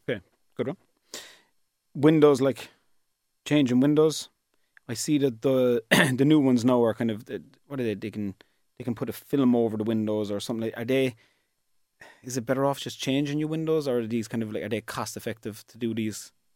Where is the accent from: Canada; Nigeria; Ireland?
Ireland; East Cork, Munster; I'm from East Cork and that's where my business is.